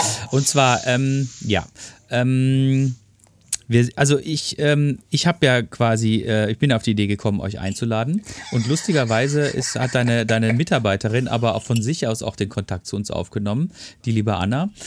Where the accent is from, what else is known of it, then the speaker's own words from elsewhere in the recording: Ruhr area, North Rhine-Westphalia, Germany; bei uns im Ruhrpott